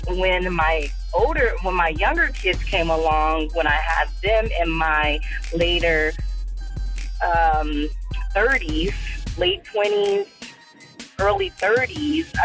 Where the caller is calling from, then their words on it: Phoenix, Arizona, United States; I'm calling from Phoenix.